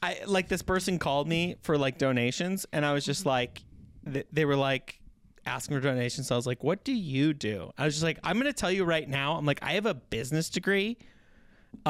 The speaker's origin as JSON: {"language": "English", "town": "Pablo", "region": "Montana", "country": "United States", "tie": "born or raised there", "said": "Not no that was in Pablo did not have a that McDonald's Ronan do you know"}